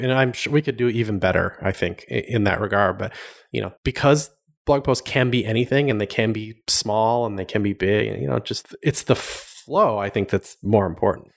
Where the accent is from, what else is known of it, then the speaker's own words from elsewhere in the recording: Madison, Wisconsin, United States; moved away as an adult; also born or lived in Milwaukee, Wisconsin / California / Miami, Florida; I grew up in, a, around Madison, Wisconsin